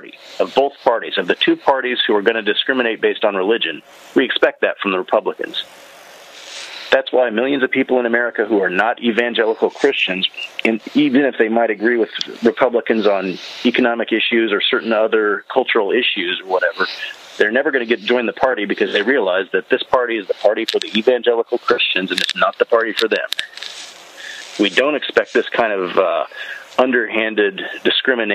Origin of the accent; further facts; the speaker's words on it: North Carolina, United States; I was growing up in North Carolina in the 1990s